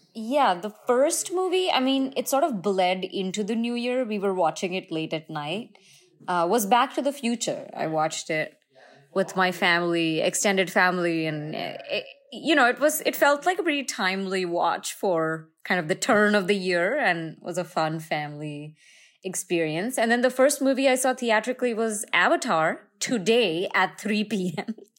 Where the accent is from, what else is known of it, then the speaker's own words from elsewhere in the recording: India; moved away; I am in my hometown in India right now